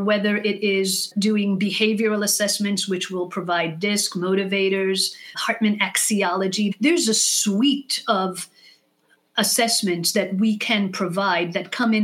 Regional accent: Israel; first language English; now in United States; moving to Israel when I was 6 years old

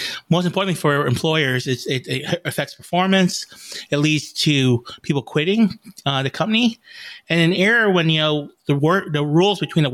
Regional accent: Vietnam; now in United States; I'm an immigrant from Vietnam.

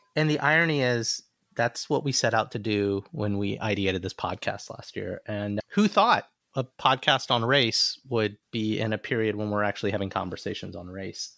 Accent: Alabama, United States; moved away; growing up in Alabama, you drive down a street and you see Confederate flags

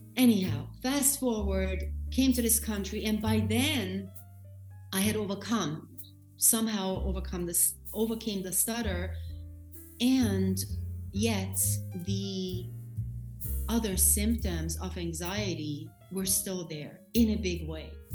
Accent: Austria; moved away as an adult; now in New York, United States; I am in New York, but um, I was born and raised in Austria. I came to this country when I was 21 years old

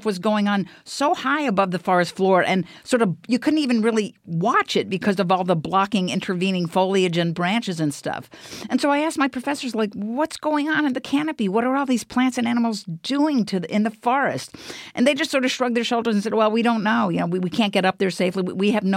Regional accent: Bethesda, Maryland, United States; I grew up in Bethesda, Maryland. It's a suburb of Washington, D.C.

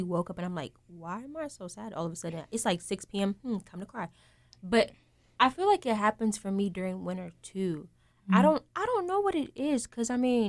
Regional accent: Nigeria; also born or lived in Florida; now in North Carolina, United States; I'm from a tropical area. Like, I grew up in Nigeria.

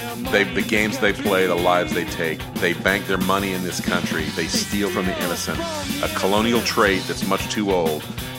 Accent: the South, United States; I'm from the South. I know exactly what he

